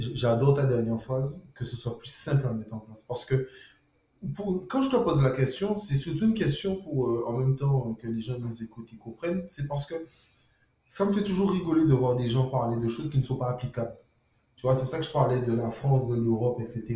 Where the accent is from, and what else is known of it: Guadeloupe